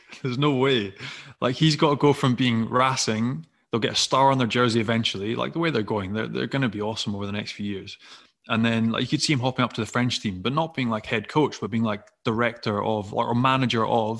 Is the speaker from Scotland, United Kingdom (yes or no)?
yes; Scotland, United Kingdom; I'm Scottish